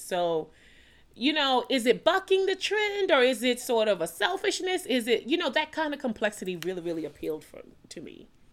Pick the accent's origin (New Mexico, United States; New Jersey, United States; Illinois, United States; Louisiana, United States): Louisiana, United States; New Orleans; I'm born and raised in New Orleans, Louisiana